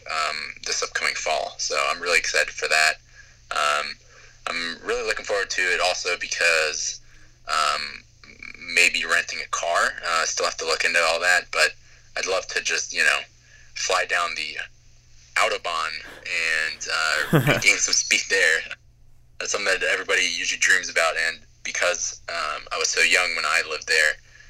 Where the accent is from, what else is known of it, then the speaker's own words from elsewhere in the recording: Brogue, Pennsylvania, United States; also born or lived in Germany; I actually grew up in Brogue